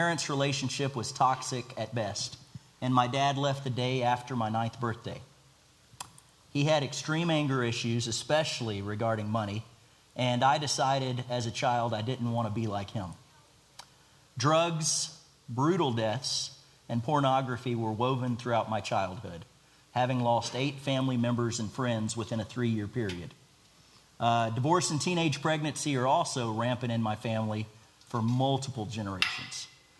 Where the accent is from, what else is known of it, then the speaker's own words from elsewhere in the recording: Baytown, Texas, United States; So I was born near Houston in Baytown, Texas. I was raised with three older siblings from my mom's first marriage, but was the only one from this marriage.